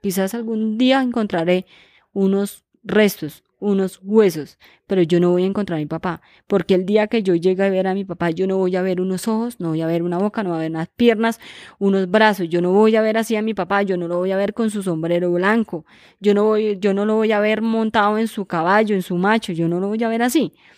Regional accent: Chámeza, Casanare, Colombia; soy de chameza Casanare

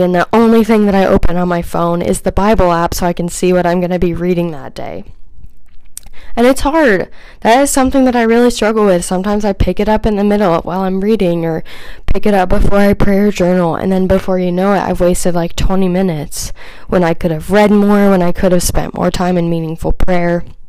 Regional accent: Kansas City, United States; also born or lived in Phoenix, Arizona; we moved from Phoenix back to Kansas City when I was around six or seven.

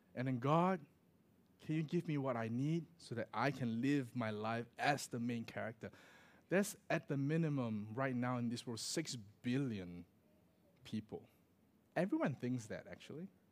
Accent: Singapore; moved away as an adult; also born or lived in Australia / Michigan, United States; growing up in Singapore, right, there, there isn't such a thing as a daylight saving

